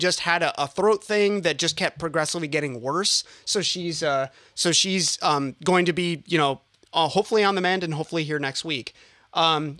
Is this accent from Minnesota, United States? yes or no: yes; Northern Minnesota, United States; moved away as an adult; now in Northern California, United States; I'm actually from Northern Minnesota and I moved out